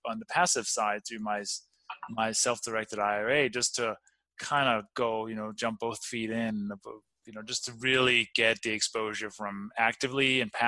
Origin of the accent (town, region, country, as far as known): Denmark; born or raised there; moved away; also born or lived in Copenhagen